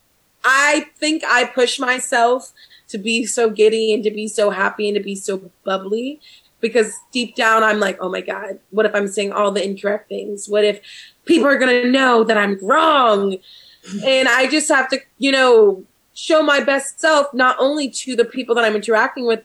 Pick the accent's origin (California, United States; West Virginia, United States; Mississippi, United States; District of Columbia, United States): District of Columbia, United States; Washington; moved away; I'm originally from Washington, D.C., so I don't get to see my family very often.